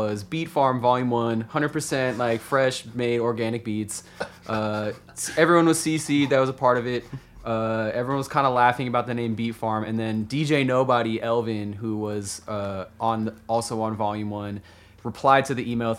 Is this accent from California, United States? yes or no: yes; Concord, California, United States; moved away as an adult; also born or lived in Walnut Creek; now in Los Angeles, United States; I grew up in the Bay Area, East Bay, town called Concord, Walnut Creek, Concord